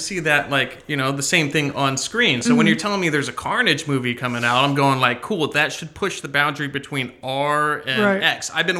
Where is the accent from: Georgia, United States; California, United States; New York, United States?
California, United States; Stockton; I was born and raised in Stockton, California.